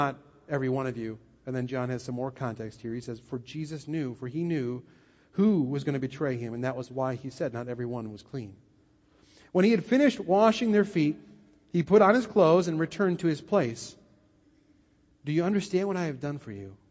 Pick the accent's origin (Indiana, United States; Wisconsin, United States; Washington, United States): Wisconsin, United States; I'm from Wisconsin, and many of you are, and so I know how Wisconsin people think about serving.